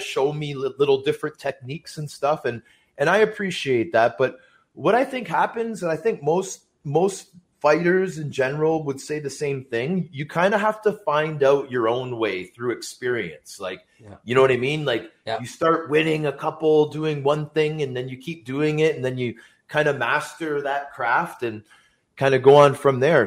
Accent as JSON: {"language": "English", "town": "Toronto", "region": "Ontario", "country": "Canada", "tie": "born or raised there", "said": "I grew up in Scarborough"}